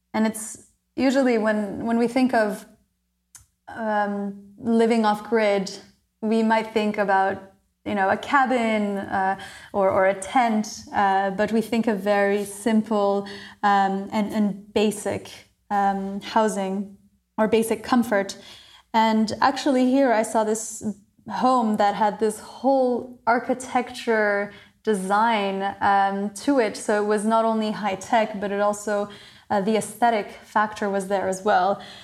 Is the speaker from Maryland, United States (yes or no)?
yes; Maryland, United States; moved away as an adult; also born or lived in New Caledonia / Montreal, Canada / Southeast Asia; when I was nine months old, we moved to Maryland, and I, I studied there, went to a French international school there